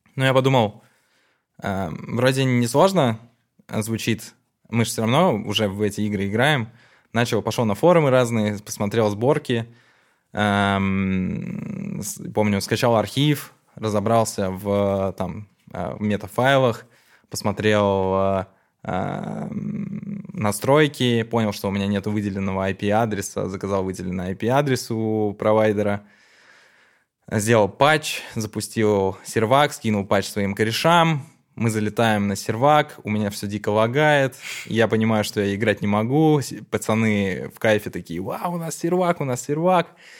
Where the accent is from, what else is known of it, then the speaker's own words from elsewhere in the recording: Narva, Ida-Viru County, Estonia; я родился в Нарве